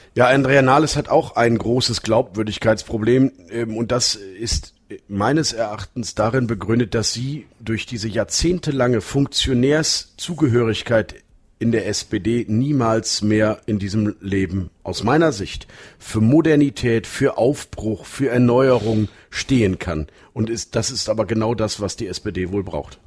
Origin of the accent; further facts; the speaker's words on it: Münster, North Rhine-Westphalia, Germany; uns beide als gebürtige Münsteraner